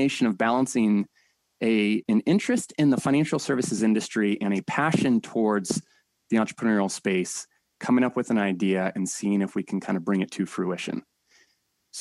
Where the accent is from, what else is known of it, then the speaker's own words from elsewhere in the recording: San Diego, California, United States; Born and raised in San Diego